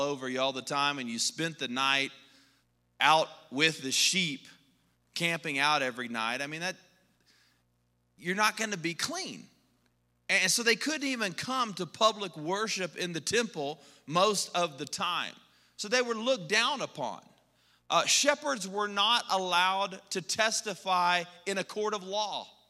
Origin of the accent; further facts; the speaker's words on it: Texas, United States; moved away as an adult; now in Colorado, United States; we're from Texas